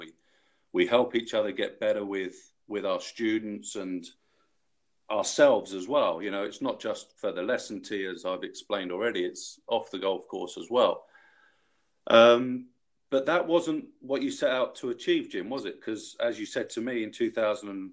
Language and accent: English; London, United Kingdom; I'm from London, England